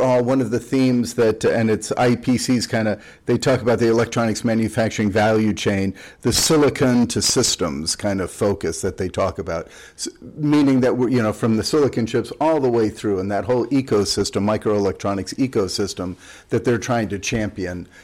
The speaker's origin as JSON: {"language": "English", "country": "United States", "said": "as an American"}